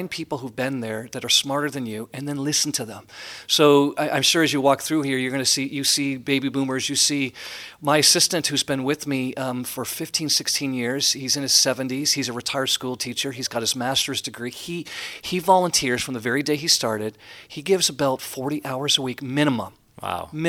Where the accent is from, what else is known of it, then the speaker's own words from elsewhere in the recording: Canada; I'm Canadian, yeah.